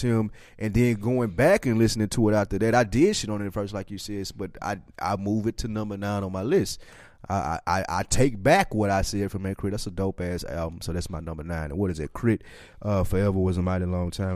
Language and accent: English; Nashville, Tennessee, United States; we are from Nashville, Tennessee